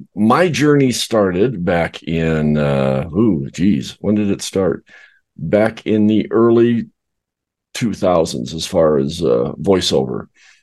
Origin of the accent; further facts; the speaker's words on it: South Dakota, United States; also born or lived in Arizona / Colorado / California; Originally, I came from South Dakota. Then I moved down to Arizona. Then I moved up to Colorado. Then I moved over to California. Then I moved back to Arizona. So I've been around.